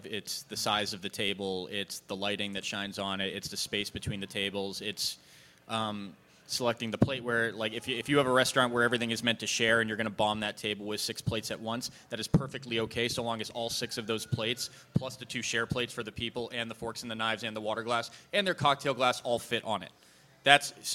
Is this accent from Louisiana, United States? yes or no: no; Massachusetts, United States; I'm a white guy from Massachusetts that was brought up with undelicious food